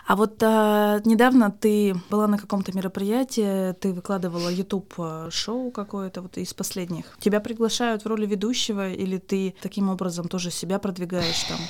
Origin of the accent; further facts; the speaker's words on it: Yekaterinburg, Sverdlovsk Oblast, Russia; Я из Екатеринбурга